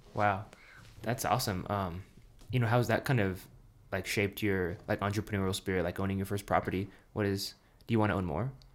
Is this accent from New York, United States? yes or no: no; Pueblo, Colorado, United States